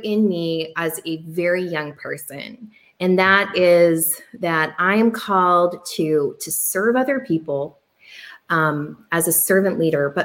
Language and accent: English; Oregon, United States; moved away as an adult; I came from Oregon